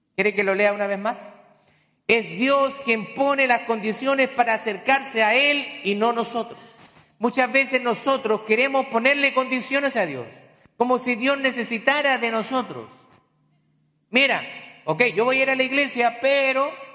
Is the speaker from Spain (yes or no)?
no; Chile; moved away; cuando a mí me mandaron a predicar la primera vez en mi país, allá en Chile